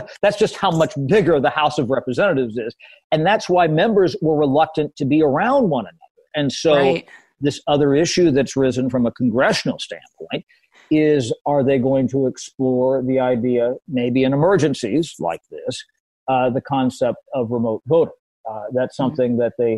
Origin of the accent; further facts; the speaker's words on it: Southwest Ohio, United States; I'm from Southwest Ohio.